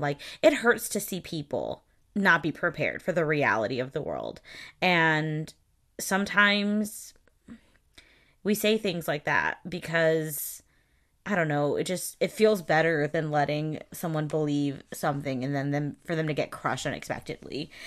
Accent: the South, United States; I'm from the South

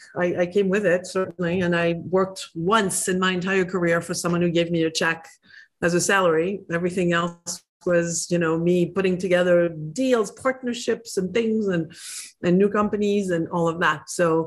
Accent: France; English is a second language; moved away as an adult; I'm from France. I escaped as fast as my legs could run when in my early 20s.

